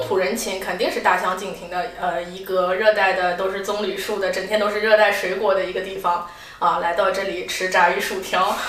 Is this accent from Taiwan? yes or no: no; Shanghai, China; moved away as an adult; also born or lived in Kuala Lumpur, Malaysia; now in London, United Kingdom; 因为我是来自上海嘛